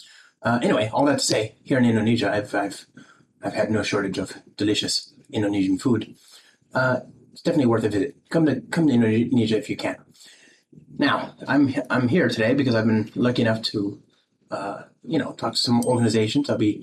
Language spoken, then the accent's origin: English; Los Angeles, California, United States; now in San Francisco, United States; I live in San Francisco and I'm from Los Angeles.